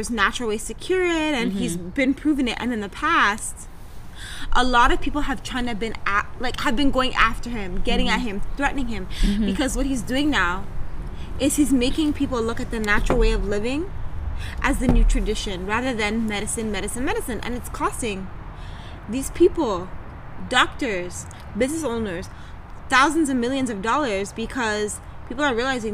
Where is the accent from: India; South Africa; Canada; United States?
Canada; Toronto, Ontario; accent: Toronto; A lot of people in Toronto come from the Caribbean, mm-hmm. right? So part of our accent or the way we talk mm-hmm. is based off that culture, that slang